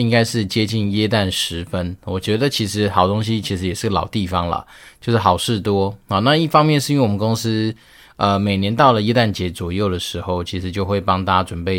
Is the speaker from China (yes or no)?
no; Taiwan; 其实有时候老美他们在吃很多东西的时候，确实是跟我们台湾人蛮不一样的